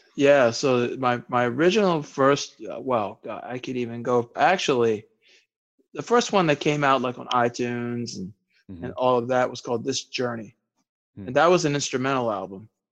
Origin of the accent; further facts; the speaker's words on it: Maryland, United States; also born or lived in Bethesda, Maryland / New York / Texas / California; I was born in Bethesda, Maryland, mm-hmm. and then for a small period of time was in New York and Texas and California.